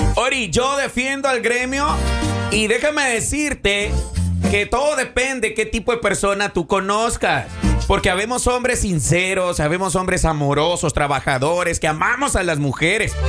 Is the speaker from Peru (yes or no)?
no; El Salvador; moved away; also born or lived in Mexico; para nosotros en El Salvador, esa palabra significa una perrita.